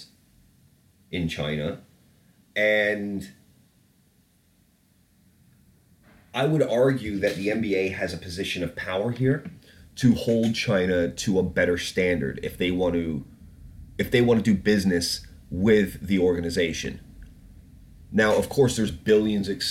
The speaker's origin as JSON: {"language": "English", "country": "Canada", "tie": "born or raised there", "moved": "yes", "lives_now": "United Kingdom", "said": "I grew up in Canada"}